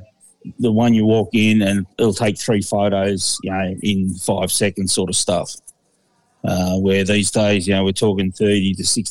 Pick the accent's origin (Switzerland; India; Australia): Australia; Coonamble, New South Wales; moved away as an adult; was in the military, so I bounced around Australia for a long time. When I got back on the East Coast, I went back to my hometown of Coonamble